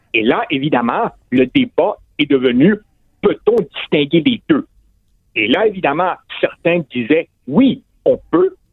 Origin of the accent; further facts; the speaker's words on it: Quebec, Canada; chez nous, au Québec, au Canada, en Amérique du Nord